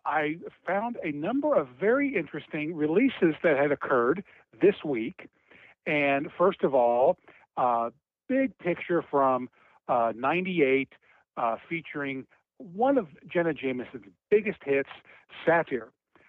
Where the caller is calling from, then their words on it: Cincinnati, Ohio, United States; This is … from Cincinnati.